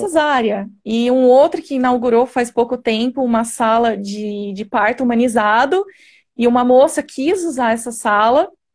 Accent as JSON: {"language": "Portuguese", "town": "Jundiaí", "region": "São Paulo", "country": "Brazil", "said": "sou de Jundiaí, São Paulo"}